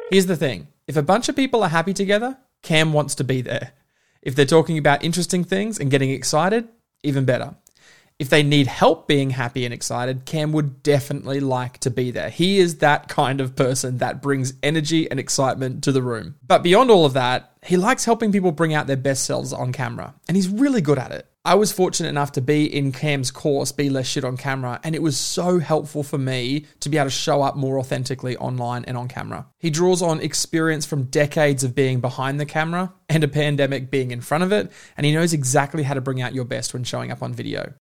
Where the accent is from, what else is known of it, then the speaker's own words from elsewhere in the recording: Melbourne, Victoria, Australia; I was born in Melbourne, Melbourne, Australia.